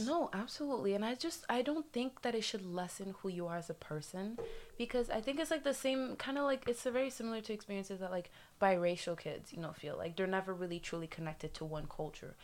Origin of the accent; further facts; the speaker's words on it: Haiti; also born or lived in South Florida; now in Florida, United States; I'm American, I did grow up in like Haiti